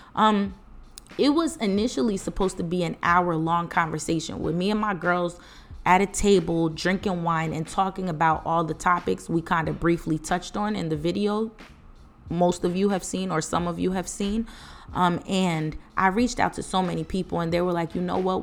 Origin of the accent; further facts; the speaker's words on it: East Orange, New Jersey, United States; also born or lived in Piscataway, New Jersey; I'm from East Orange, New Jersey